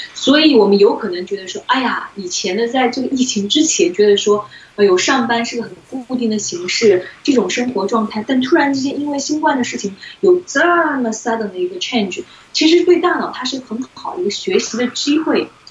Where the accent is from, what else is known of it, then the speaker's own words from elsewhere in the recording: China; 作为中国人